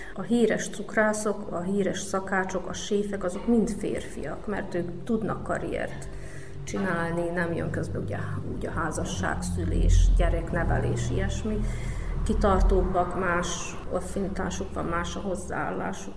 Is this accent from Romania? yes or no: no; Kanjiža, Vojvodina, Serbia; also born or lived in Subotica; Magyar kanizsai születésű vagyok, itt is nevelkedtem, itt is éltem, Szabadkán fejeztem be a középiskolát